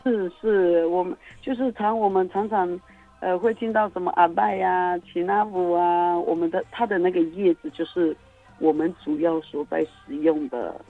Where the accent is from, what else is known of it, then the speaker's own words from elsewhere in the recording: Majia, Pingtung County, Taiwan; 我是来自于屏东县马家乡